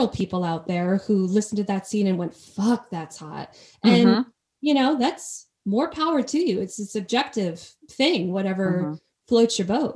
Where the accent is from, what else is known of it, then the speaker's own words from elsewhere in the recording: New Jersey, United States; accent: Jersey; moved away; also born or lived in Connecticut; I'm from Jersey, so my Jersey accent will slip out every once in a while